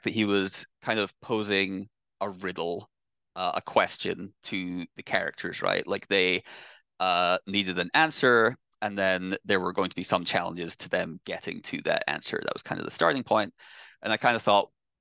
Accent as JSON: {"language": "English", "region": "Scotland", "country": "United Kingdom", "tie": "born or raised there", "moved": "as an adult", "lives_now": "United States", "said": "I grew up in Scotland"}